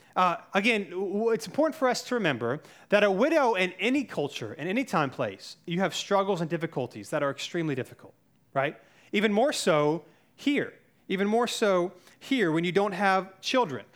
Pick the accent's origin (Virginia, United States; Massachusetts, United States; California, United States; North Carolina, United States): North Carolina, United States; I grew up in North Carolina